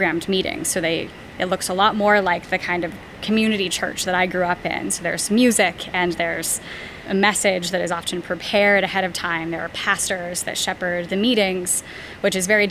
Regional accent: East Bay area of California, United States; I was raised in the East Bay area of California

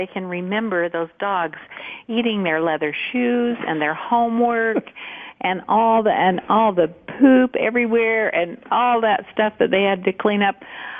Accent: Montpelier, Idaho, United States; When I was growing up in Idaho, yeah.

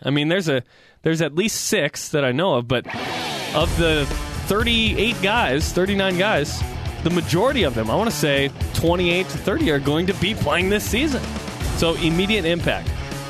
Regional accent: West Jordan, Utah, United States; I'm from West Jordan.

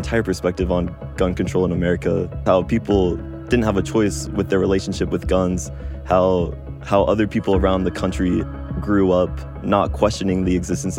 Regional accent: Chicago, Illinois, United States; born there; also born or lived in New York / Southern California / Tokyo, Japan / West Virginia; I was born in Chicago, but I've moved to New York, Southern California, Tokyo, Japan, and a lot of smaller states in the U.S. as well, like West Virginia, Iowa.

